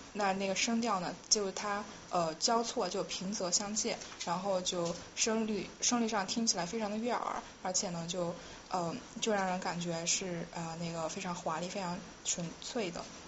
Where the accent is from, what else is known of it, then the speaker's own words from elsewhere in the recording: Yunnan, China; 我是云南人嘛